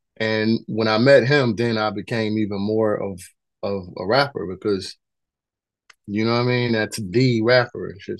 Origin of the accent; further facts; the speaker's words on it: Detroit, Michigan, United States; also born or lived in North Carolina; I was born in North Carolina, but I was raised in Detroit.